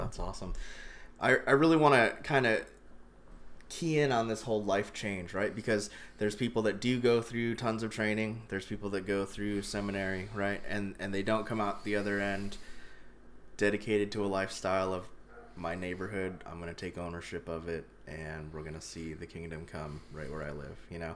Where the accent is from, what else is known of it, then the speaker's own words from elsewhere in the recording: Columbia, Maryland, United States; also born or lived in Indiana; I grew up in Columbia, Maryland